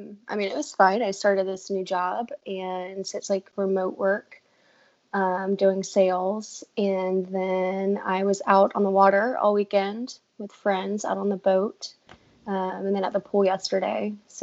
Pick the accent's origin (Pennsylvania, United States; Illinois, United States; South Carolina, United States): South Carolina, United States; Summerville; Actually, from Somerville, more specifically. So, it's about 20 minutes more inland from Charleston. But born and raised, been here all my life.